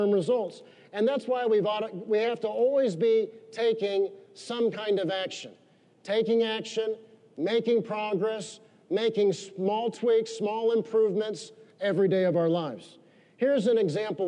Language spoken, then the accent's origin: English; United States; we're Americans